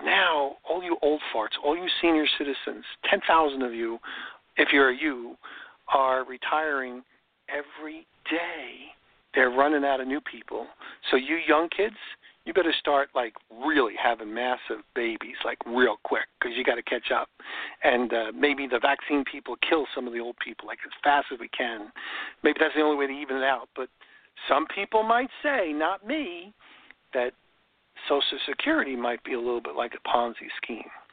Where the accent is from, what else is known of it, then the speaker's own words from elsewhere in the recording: New York, United States; now in Florida, United States; I grew up in New York, and there was robins in New York